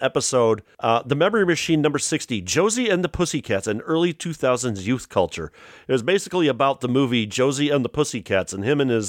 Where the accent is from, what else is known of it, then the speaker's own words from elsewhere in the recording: Chicago area, Illinois, United States; also born or lived in Kankakee; I'm from the Chicago Metropolitan Statistical Area.